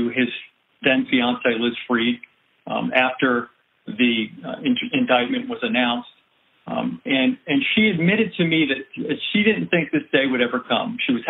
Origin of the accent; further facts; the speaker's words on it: Pennsylvania, United States; born there; now in New Orleans, United States; I was born in Pennsylvania. I came down here to New Orleans to go to Loyola University.